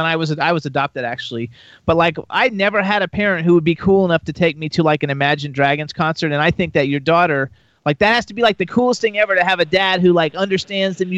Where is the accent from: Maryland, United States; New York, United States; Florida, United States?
Florida, United States; Fort Lauderdale; I'm from Fort Lauderdale